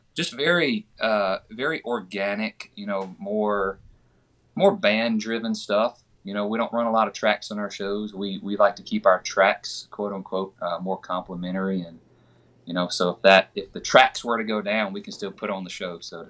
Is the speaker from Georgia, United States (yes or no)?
yes; Georgia, United States; I'm from Georgia